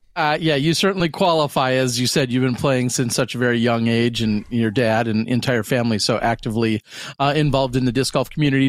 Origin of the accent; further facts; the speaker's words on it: Pewaukee, Wisconsin, United States; I'm in my hometown, Pewaukee which is a western suburb